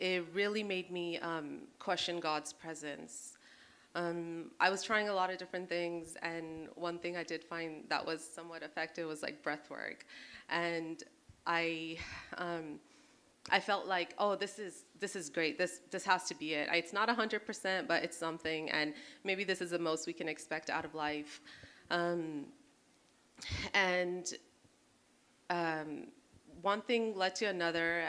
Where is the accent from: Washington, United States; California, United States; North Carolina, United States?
California, United States; moved away as an adult; now in Hawaii, United States; I'm originally born and raised in California